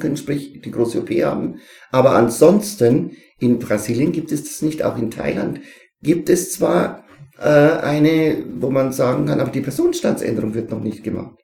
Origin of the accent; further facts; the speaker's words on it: Neumarkt-Sankt Veit, Bavaria, Germany; musste ich nach Neumarkt St. Veit, wo ich herkomme, in die alte Schule fahren